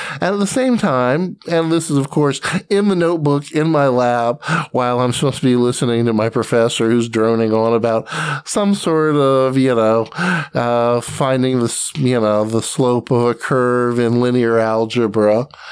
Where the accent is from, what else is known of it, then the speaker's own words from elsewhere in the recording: Atlanta, Georgia, United States; I grew up in Atlanta, Georgia, and with a side stint in the Army, I came back to Atlanta